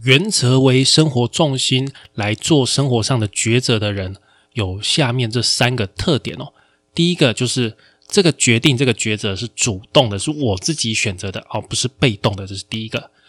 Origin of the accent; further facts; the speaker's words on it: Taiwan; 我们台湾这边